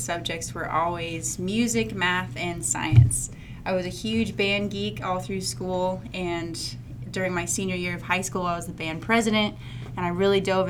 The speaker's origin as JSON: {"language": "English", "region": "Washington", "country": "United States", "tie": "born or raised there", "moved": "yes", "lives_now": "Boise, United States", "said": "I grew up primarily in Washington State"}